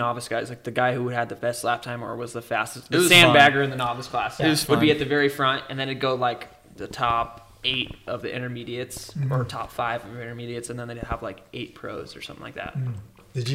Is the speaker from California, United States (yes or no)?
yes; Templeton, California, United States; I'm from Templeton. I'm from Templeton.